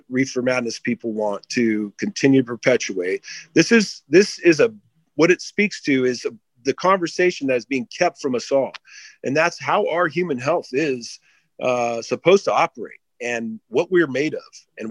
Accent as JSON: {"language": "English", "region": "Southern California", "country": "United States", "tie": "born or raised there", "said": "I've been in that world since I was a young kid growing up in Southern California"}